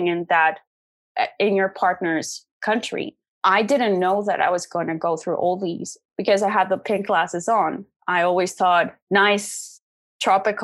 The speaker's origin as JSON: {"language": "English", "country": "Netherlands", "said": "I'm from the Netherlands, but I'm actually half Mexican as well. So I was brought up in a bicultural family"}